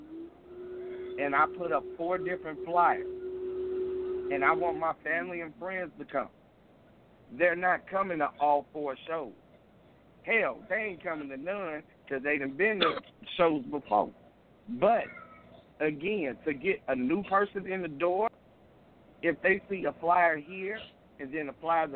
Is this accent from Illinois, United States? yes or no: yes; Chicago, Illinois, United States; I'm from Windy City